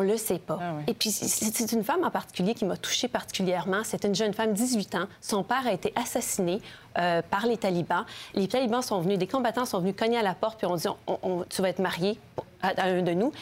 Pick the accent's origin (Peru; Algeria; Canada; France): Canada; je suis du Canada